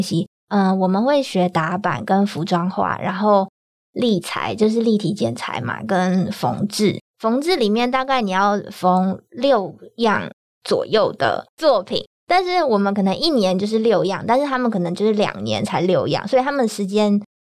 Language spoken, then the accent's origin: Chinese; Taiwan; 我台湾人